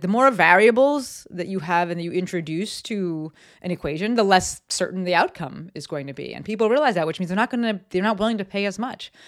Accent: Summit, New Jersey, United States; moved away; I'm from the East Coast, um, and actually my town got, got hit pretty hard in terms of lives lost. Um, a lot of people worked in the towers. I lived in Summit, New Jersey

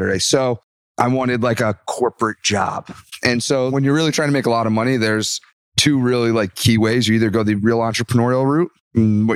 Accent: Byram, New Jersey, United States; also born or lived in Bronx, New York; Town called Byram, New Jersey

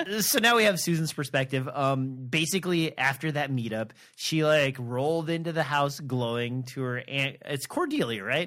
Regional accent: Nebraska, United States; I'm from Nebraska

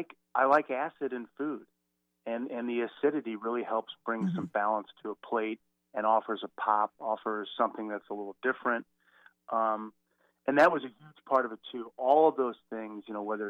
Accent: outside of St. Louis, Missouri, United States; I grew up outside of St. Louis, sort of out in the country

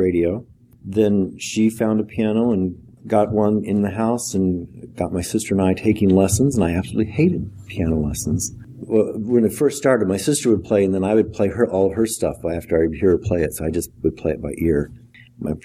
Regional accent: South Central Iowa, United States; A farming community. I grew up just a few miles north of the Missouri line

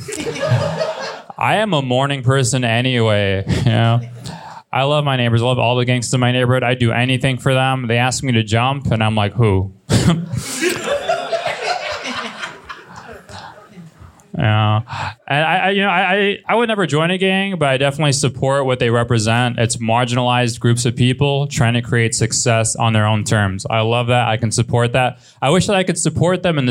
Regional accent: Los Angeles, California, United States; I'm from Los Angeles. I was born and raised

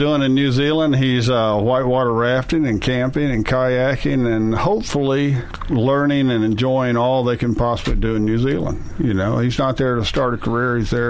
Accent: Kentucky, United States; I was saved as a child. I'm from Kentucky, Western Kentucky. So it's a rule. You grow up as a Southern Baptist and you grow up in the church.

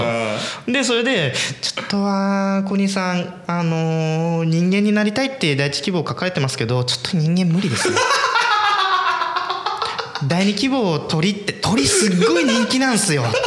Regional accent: Hamamatsu, Shizuoka, Japan; 俺あのー、浜松生まれ

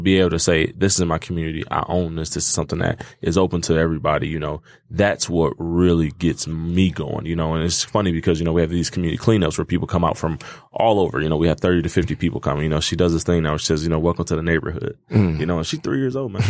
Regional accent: Detroit, Michigan, United States; I actually was born and raised in the Northwest Goldberg neighborhood

